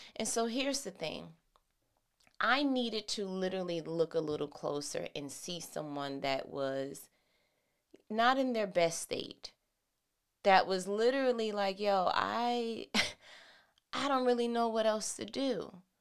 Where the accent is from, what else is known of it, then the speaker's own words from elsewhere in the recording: New York City, New York, United States; that's where I'm from